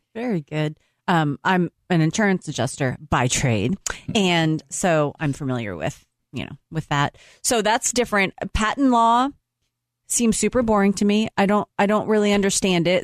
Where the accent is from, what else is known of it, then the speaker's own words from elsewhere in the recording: Boston, Massachusetts, United States; moved away; I'm from Boston